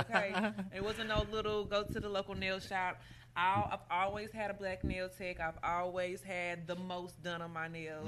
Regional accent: Chicago, Illinois, United States; now in Indianapolis, United States; I was born in Chicago

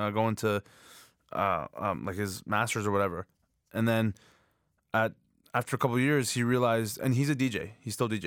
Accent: Markham, Ontario, Canada; I was born in Canada.

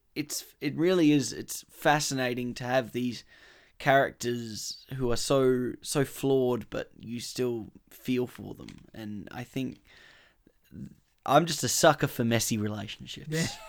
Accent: Australia; we're Australian

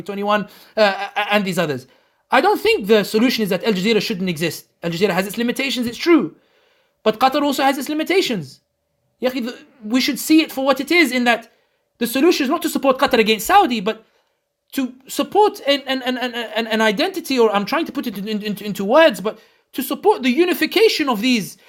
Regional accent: London, United Kingdom; a Muslim born and raised in London, born and raised i, i, in the West

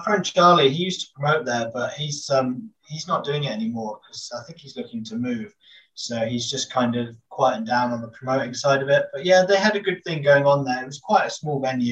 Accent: Taunton, South West England, United Kingdom; I'm from Taunton, and I started going to the gigs in Taunton

